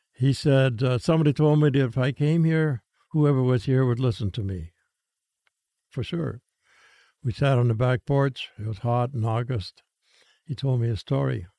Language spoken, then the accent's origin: English; Prud'homme, Saskatchewan, Canada; I'm from Pruitt, Holmes, Saskatchewan